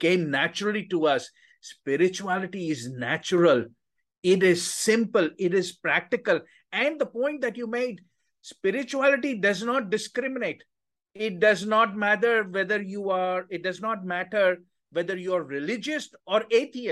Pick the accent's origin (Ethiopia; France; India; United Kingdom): India; moved away as an adult; now in United States; I grew up in India